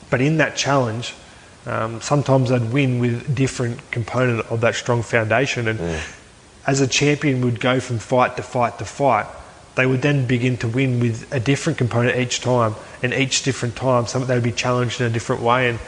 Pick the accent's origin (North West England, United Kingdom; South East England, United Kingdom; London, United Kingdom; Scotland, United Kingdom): Scotland, United Kingdom; Aberdeen; it's very close to my hometown, Aberdeen.